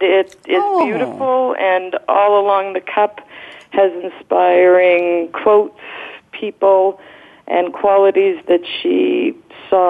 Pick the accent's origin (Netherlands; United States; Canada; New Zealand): Canada; moved away; I'm originally from Canada